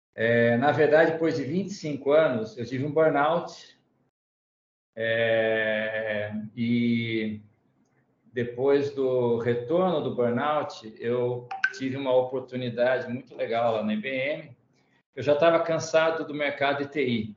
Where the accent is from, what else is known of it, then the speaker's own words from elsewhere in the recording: Tatuí, São Paulo, Brazil; moved away; estudei onze anos no conservatório lá da minha terra natal, que é Tatuí